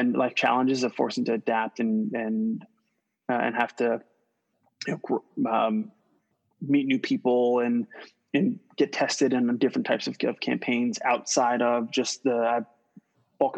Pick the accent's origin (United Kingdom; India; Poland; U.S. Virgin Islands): U.S. Virgin Islands; St. Croix; moved away; So I'm born and raised in St. Croix, U.S. Virgin Islands